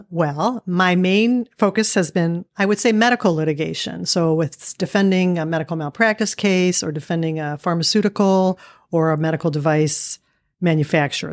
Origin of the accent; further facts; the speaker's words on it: Erie, Pennsylvania, United States; moved away as an adult; also born or lived in Pittsburgh, Pennsylvania; now in Cleveland, United States; I grew up in Erie, Pennsylvania